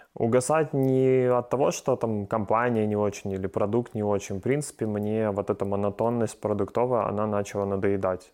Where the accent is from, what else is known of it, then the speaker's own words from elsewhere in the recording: Ukraine; здесь у нас в Украине